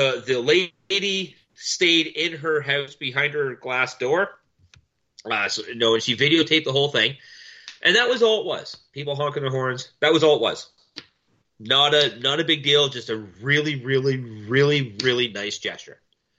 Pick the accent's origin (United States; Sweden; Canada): Canada; as a Canadian, as you might have known if you've been paying any bit of attention to any bit of the news, Quebec has the most strict rules in play in all of Canada right now